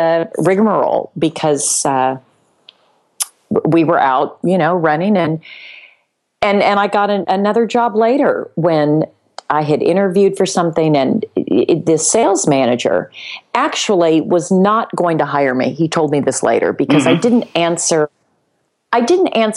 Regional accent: Palos Verdes, California, United States; the town where I grew up in Palos Verdes

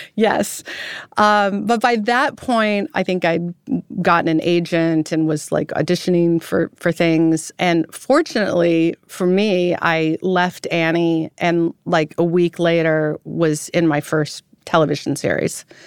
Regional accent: Roseville, California, United States; moved away as an adult; also born or lived in France; I was born in Roseville, California

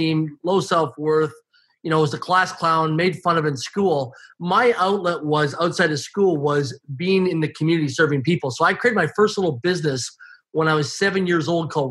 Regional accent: Swift Current, Saskatchewan, Canada; I grew up in Swift Current, Saskatchewan, Canada, less than 20,000 people in population, a small community.

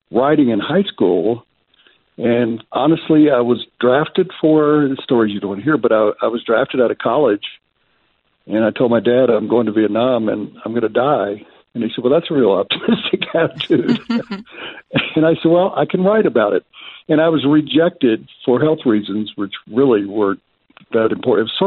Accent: the South, United States; Growing up in the South about the inequities and studying the history

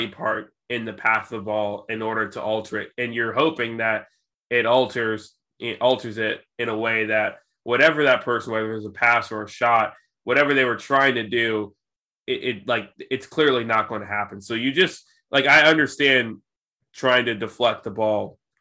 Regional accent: Southern United States, United States; accent: Southern; I would shy away from bringing out my Southern accent on this pod, even though it shows through at times

